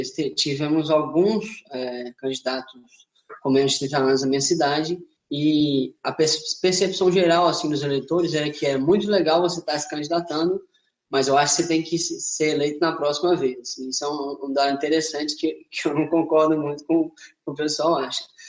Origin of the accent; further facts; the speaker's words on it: Linhares, Espírito Santo, Brazil; also born or lived in Ouro Preto, Minas Gerais; eu sou de Linhares, Espírito Santo